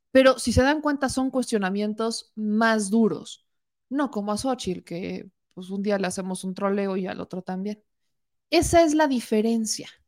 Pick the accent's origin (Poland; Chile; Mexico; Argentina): Mexico; Si de por sí somos mexicanos, vamos a memear todo.